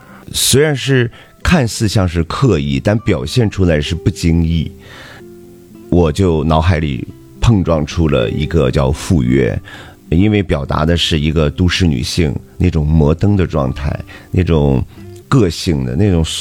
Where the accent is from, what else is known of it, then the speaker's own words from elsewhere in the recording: Dalian, Liaoning, China; 呃，我作为咱们大连人，作为东道主吧，呃，也是做了一场压轴的大秀。